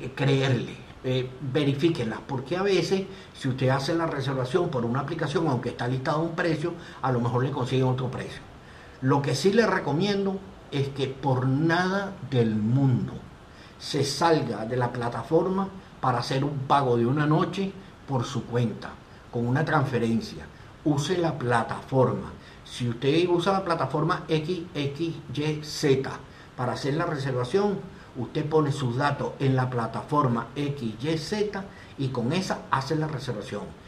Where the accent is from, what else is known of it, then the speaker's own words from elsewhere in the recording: Venezuela; Nosotros como venezolanos hemos tenido toda una serie de problemas directos e indirectos